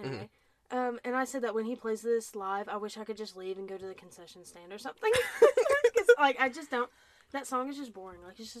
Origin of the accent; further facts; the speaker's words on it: Tennessee, United States; accent: southern; we're from Tennessee, if you couldn't tell by, like, I don't know if Nate really has it, but I do, and I hate it, but I really have that southern...